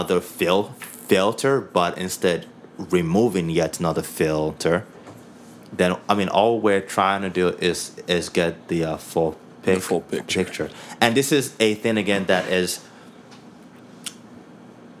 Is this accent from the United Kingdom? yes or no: no; Nigeria; now in Canada; I'm Nigerian. I'm a Nigerian Canadian. I'm a Nigerian that moved to Canada.